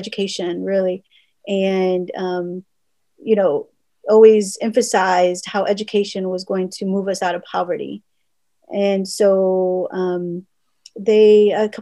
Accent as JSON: {"language": "English", "town": "Wautoma", "region": "Wisconsin", "country": "United States", "tie": "born or raised there", "first_language": "Spanish", "second_language": "English", "said": "I was born in Wautoma, Wisconsin"}